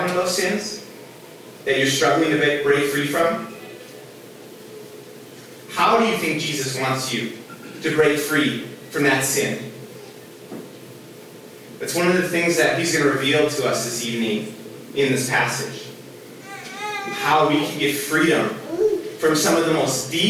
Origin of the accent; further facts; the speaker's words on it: Minnesota, United States; I grew up here in Minnesota